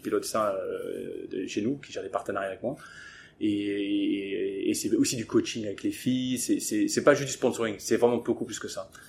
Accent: England, United Kingdom; moved away; j'ai grandi en Angleterre

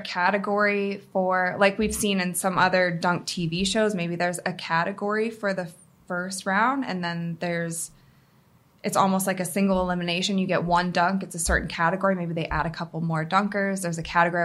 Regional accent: Cleveland, Ohio, United States; We're in Cleveland right now. It's it's my hometown.

